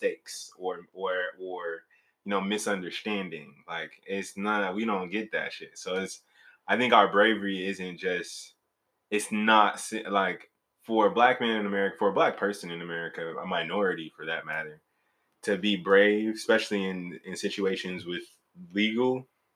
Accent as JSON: {"language": "English", "town": "Maywood", "region": "Illinois", "country": "United States", "moved": "yes", "said": "I'm originally from Maywood, Illinois"}